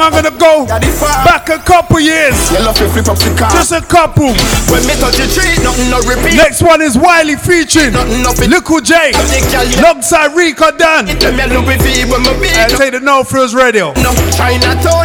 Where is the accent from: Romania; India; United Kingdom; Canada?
United Kingdom; England; We're from England